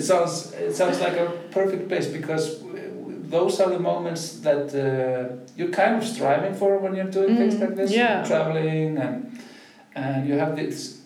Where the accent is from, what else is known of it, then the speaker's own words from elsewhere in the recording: Southern Region, Iceland; I'm from South Iceland myself